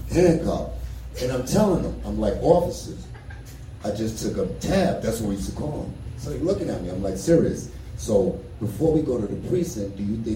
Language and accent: English; New York, United States; now in Colorado, United States; so I'm from New York originally. I've been in Colorado since